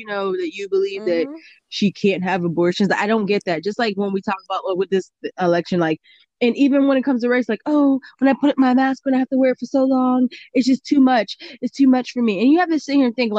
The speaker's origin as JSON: {"language": "English", "country": "United States", "said": "I'm an American"}